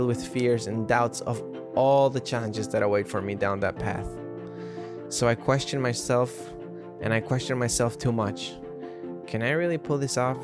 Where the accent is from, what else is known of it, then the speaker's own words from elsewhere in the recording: Ecuador; now in New York City, United States; I'm living in New York City. Growing up in Ecuador